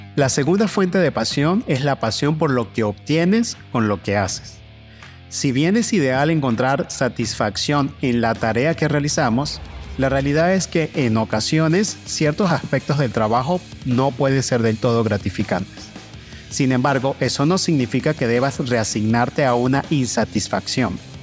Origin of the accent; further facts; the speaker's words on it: Venezuela; moved away as an adult; Como migrante venezolano